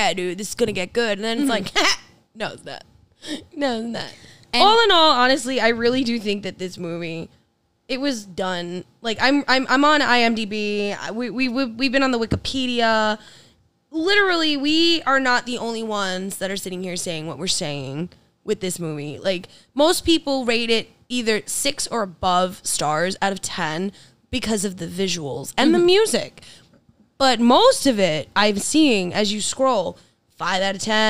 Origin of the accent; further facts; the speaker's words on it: United States; We're American